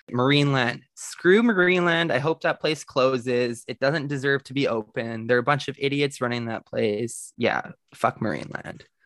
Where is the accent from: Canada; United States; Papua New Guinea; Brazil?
Canada; the Prairies; growing up in the prairies in Canada